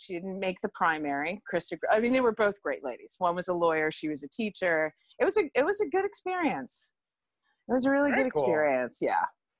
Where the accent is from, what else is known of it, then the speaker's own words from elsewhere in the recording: Delaware, United States; moved away as an adult; also born or lived in New York; Because I'm from Delaware.